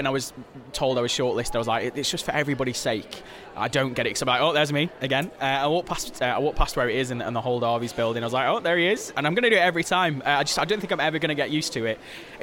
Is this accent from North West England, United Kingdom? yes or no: no; Stoke-on-Trent, West Midlands, United Kingdom; moved away as an adult; how proud I am to be from Stoke